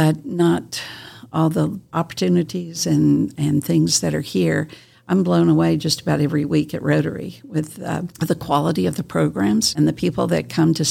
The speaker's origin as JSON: {"language": "English", "region": "South Carolina", "country": "United States", "tie": "born or raised there", "also_born_or_lived": "California", "moved": "as an adult", "lives_now": "Kingsport, United States", "said": "I'm a Southern girl. I grew up in South Carolina"}